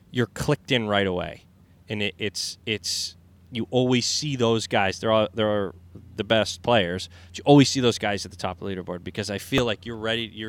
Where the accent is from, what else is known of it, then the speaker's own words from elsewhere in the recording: New England, United States; mean, I think us growing up in New England